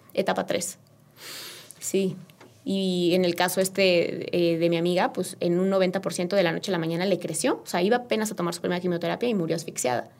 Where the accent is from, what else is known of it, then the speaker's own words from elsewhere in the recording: Querétaro, Mexico; yo soy queretana, 100%